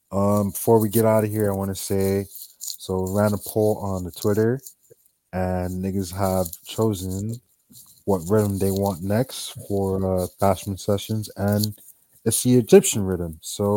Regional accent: Jamaica; accent: Jamaican; now in United States; My fault. I'm too Americanized, man. My Jamaican accent is gone. I gotta go back home.

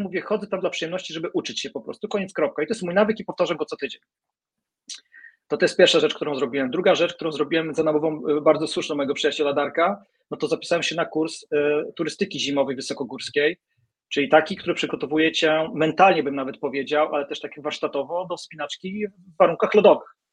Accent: Gdańsk, Pomeranian Voivodeship, Poland; jestem gdańszczaninem

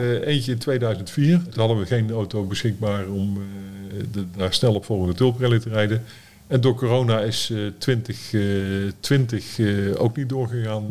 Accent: Breda, North Brabant, Netherlands; moved away; toen wij in Breda woonden

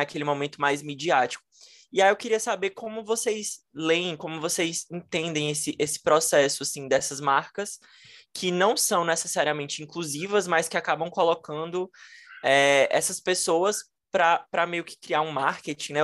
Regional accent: Fortaleza, Ceará, Brazil; Eu sou de Fortaleza.

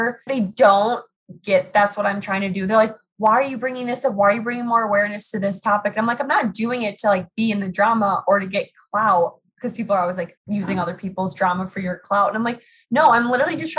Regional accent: Minnesota, United States; also born or lived in North Dakota; Born and raised in Minnesota. So I'm currently sitting in the cities right now. So Minneapolis, Minnesota

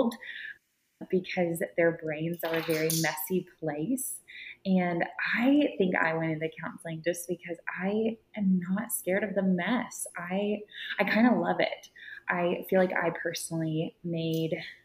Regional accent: Austin, Texas, United States; I was born and raised in Austin and Cedar Park area

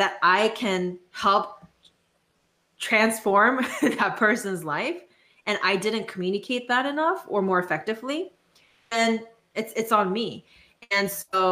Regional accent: South Korea; moved away as an adult; now in United States; first coming to the States for college because I grew up in South Korea

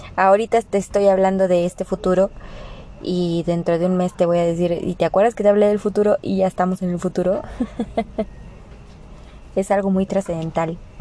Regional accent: Mexico; en nuestro país, o sea, aquí en México

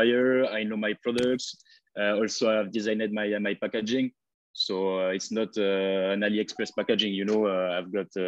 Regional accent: France; accent: French; English is a second language; moved away as an adult; now in Bali, Indonesia; I come from France. You can heard it by my accent

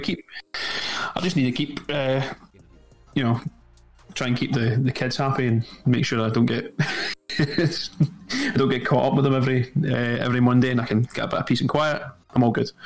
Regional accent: Scotland, United Kingdom; I'm from Scotland.

